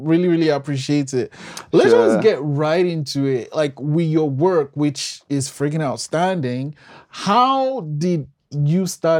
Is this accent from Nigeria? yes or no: yes; Nigeria; Thayan, so I'm Nigerian. I think we do the same thing, but it just has a different name.